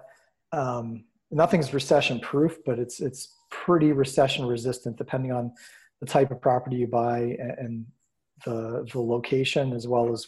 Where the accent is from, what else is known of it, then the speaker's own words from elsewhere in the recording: Erie, Pennsylvania, United States; Born and raised in Erie, PA